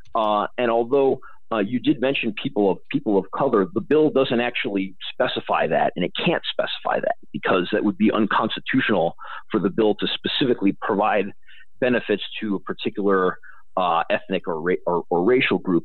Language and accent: English; Illinois, United States; moved away; I've maintained interest in Illinois because I grew up there. My family are is from Illinois. I'm from Illinois.